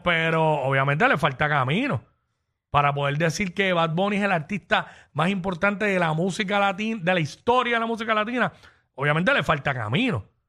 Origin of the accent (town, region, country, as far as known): Puerto Rico